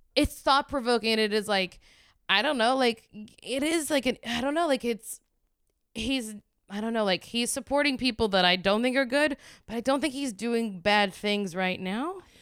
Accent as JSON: {"language": "English", "region": "the South", "country": "United States", "said": "I'm, I'm from the South and I'm from a red state."}